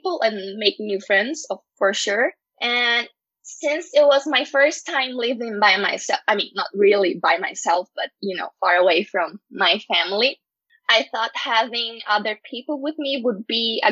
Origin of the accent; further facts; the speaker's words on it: Porto Alegre, Rio Grande do Sul, Brazil; first language Portuguese; English is a second language; my city, in my hometown, in Porto Alegre, in Brazil